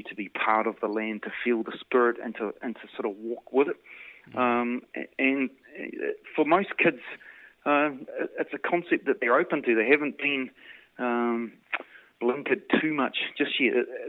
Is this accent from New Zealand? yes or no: yes; New Zealand; being a New Zealander